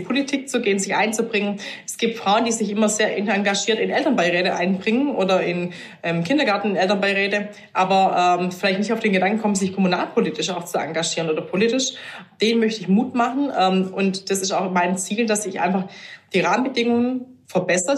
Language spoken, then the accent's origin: German; near Stuttgart, Baden-Württemberg, Germany; ich komme aus der Nähe von Stuttgart